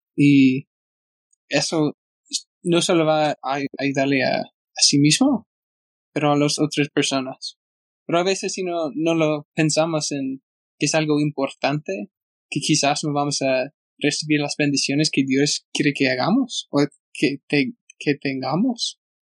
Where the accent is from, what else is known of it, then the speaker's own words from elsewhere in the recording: United States; Spanish is a second language; also born or lived in Argentina; soy muy gringo